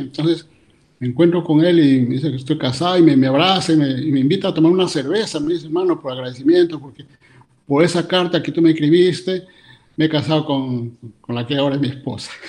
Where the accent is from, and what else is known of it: San Miguel, Cajamarca, Peru; born or raised there; moved away as an adult; also born or lived in Lima, Peru / Germany; now in Vienna, Austria